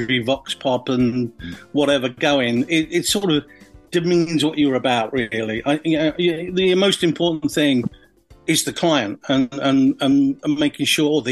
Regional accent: Orpington, London, United Kingdom; I grew up in, I was born in Orpington, if you can refrain from laughing. Not much happens in Orpington. You know, I lived on the Ramsden Estate

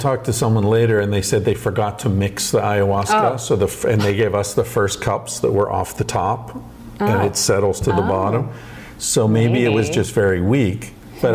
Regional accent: United States

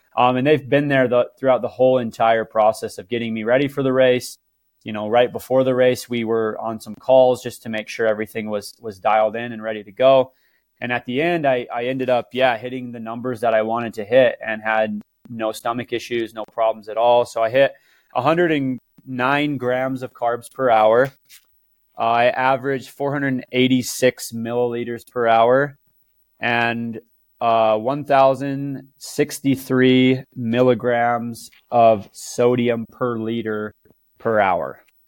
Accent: Cedar City, Utah, United States; I'm from Cedar City, Utah

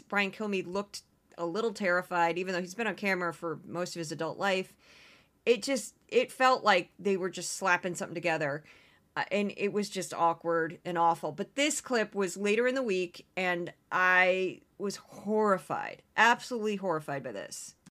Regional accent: Missouri, United States; I grew up in Missouri as a, as a little kid during the Reagan era

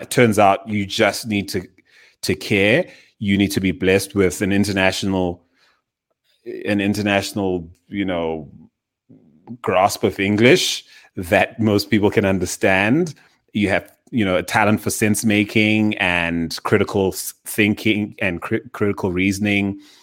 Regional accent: Zimbabwe; now in Johannesburg, South Africa; I was born in Zimbabwe in the southern, uh, part of Africa.

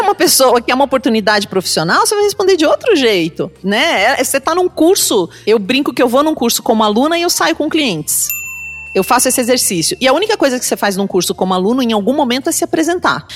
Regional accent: Pato Branco, Paraná, Brazil; eu nasci lá em Pato Branco.

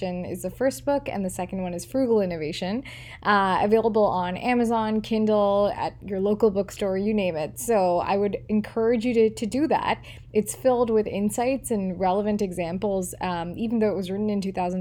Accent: India; moved away; as an Indian born and raised and now living outside of India

